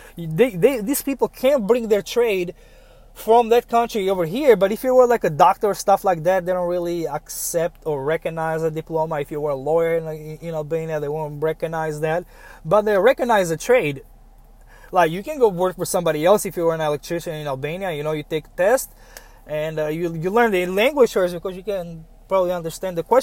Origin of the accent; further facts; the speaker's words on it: United States; As an American